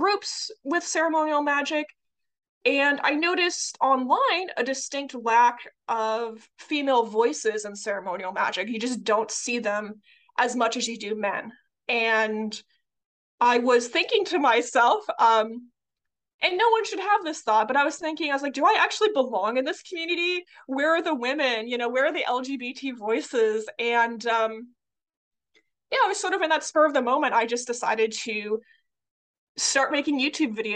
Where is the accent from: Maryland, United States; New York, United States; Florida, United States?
Florida, United States; I grew up in Florida, which was in a rather conservative area